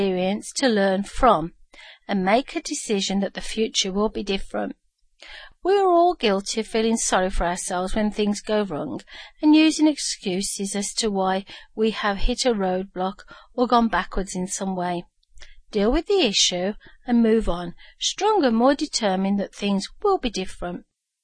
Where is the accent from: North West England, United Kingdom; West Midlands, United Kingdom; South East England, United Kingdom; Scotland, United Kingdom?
West Midlands, United Kingdom; Birmingham; moved away; my hometown of Birmingham, UK